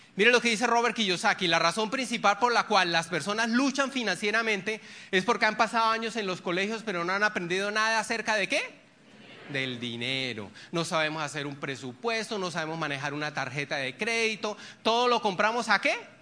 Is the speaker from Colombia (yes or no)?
yes; Barrancabermeja, Santander, Colombia; moved away; Yo soy de Barranca Bermeja, donde está Ecopetrol y yo tengo vínculos allá